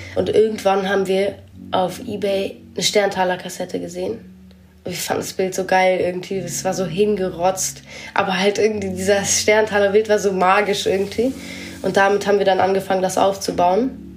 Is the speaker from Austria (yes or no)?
no; Berlin, Germany; ich bin halt hier mehr im Westen aufgewachsen, wo einfach super wenig los ist.